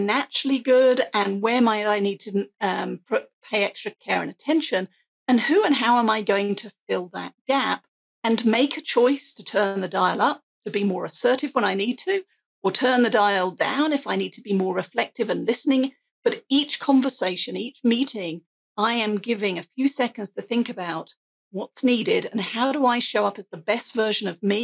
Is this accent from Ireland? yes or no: no; England, United Kingdom; I have an accent. I'm English